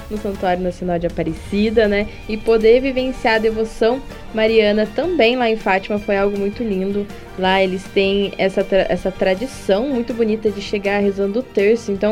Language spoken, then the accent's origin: Portuguese; Cape Verde; …, sou de Cabo Verde. É a minha primeira vez aqui em Portugal.